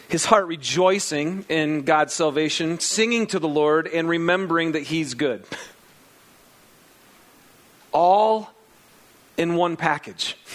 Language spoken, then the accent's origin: English; Lapeer, Michigan, United States; I grew up out in Lapeer, Michigan, on seven acres out in the country. And um, lots of land. It was awesome.